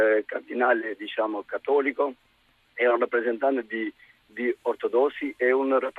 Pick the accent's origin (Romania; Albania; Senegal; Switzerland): Albania; now in Ferrara, Italy; io sono albanese